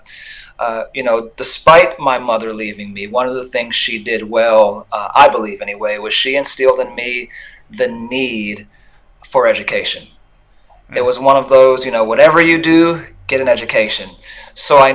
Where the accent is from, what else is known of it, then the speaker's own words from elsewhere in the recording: Los Angeles, California, United States; I was born in Los Angeles during the crack epidemic